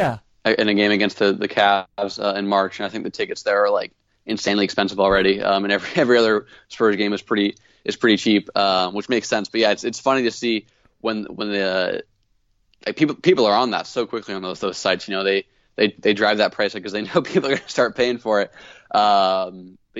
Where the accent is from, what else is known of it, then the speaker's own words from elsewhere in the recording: Portland, Oregon, United States; moved away; I'm from Portland. I was back home for a few days